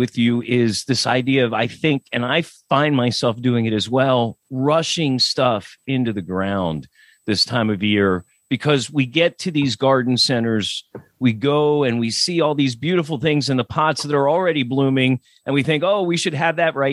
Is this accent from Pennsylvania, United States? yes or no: yes; Lancaster, Pennsylvania, United States; I grew up in Lancaster, and that's where Lois lives, in Lancaster, Pennsylvania.